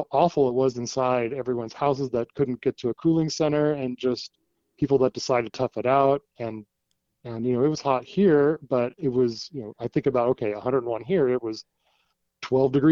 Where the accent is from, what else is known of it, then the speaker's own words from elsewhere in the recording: West Coast, United States; also born or lived in Washington / Oregon / California; so I kind of say I grew up on the Pacific Coast, you know, Washington, Oregon, California, all but down there.